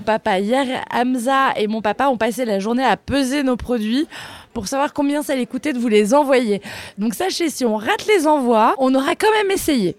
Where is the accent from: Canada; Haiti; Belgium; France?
France; Bordeaux, Nouvelle-Aquitaine; moved away as an adult; also born or lived in Reims; now in Paris, France; j'ai grandi à Bordeaux